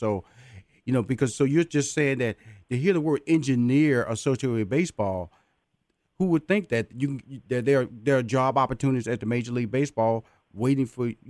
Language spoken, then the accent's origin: English; Houston, Texas, United States; I'm from Houston, so the Houston Astros are the world champions, and I'm proud to say that.